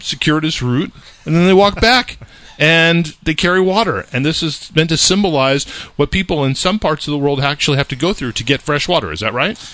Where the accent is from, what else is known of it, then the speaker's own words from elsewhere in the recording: California, United States; moved away; I grew up in California